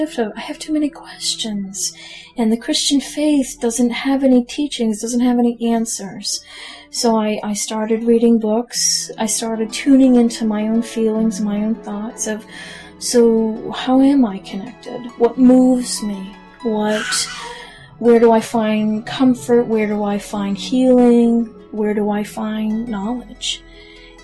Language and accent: English; Maine, United States; I was born and bred in Maine. Long time ago, not that long ago. I grew up in the area that I am currently